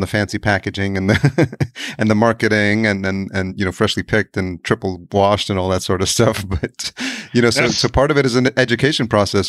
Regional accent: New York City, New York, United States; I grew up in New York, I'm Latino

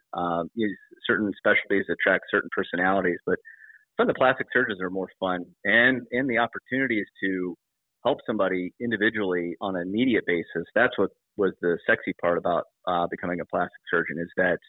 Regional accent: Ohio, United States; moved away; also born or lived in Florida; I grew up in Ohio, very, very modest state

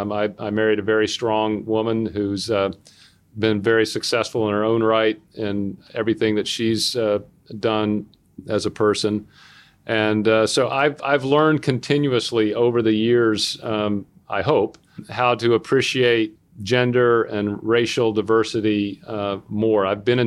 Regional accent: the South, United States; I grew up in the South. I grew up in the South in the 60s. So I grew up in a time when schools were still completely segregated in my hometown.

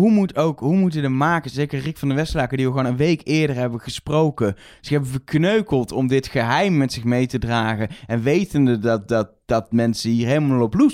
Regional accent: Netherlands; als Nederlanders.

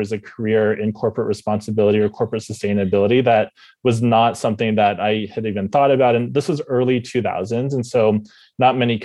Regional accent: Bay Area, California, United States; grew up in the Bay Area, California, born and raised

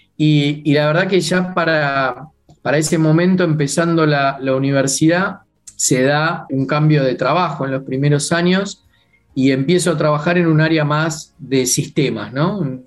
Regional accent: Buenos Aires, Argentina; Crecí en una familia de clase media, digamos, de aquí

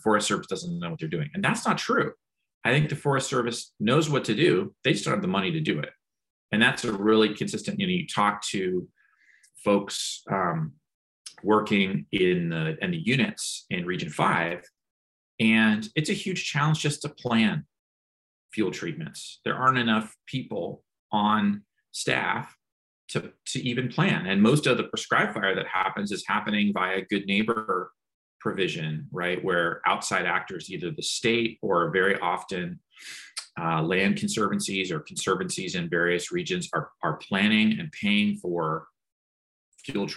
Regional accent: California, United States; as a Californian

